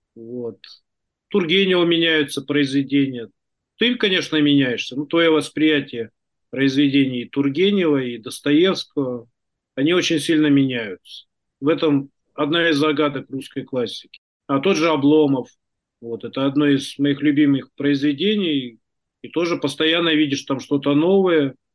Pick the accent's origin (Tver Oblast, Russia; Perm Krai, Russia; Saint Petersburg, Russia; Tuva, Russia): Tuva, Russia; Я родился и вырос в Туве